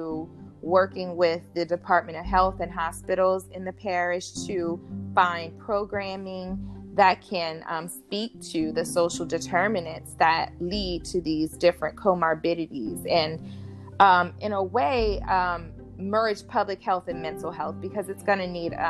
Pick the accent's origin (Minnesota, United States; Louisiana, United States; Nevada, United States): Louisiana, United States; LaPlace; moved away; also born or lived in Africa; my hometown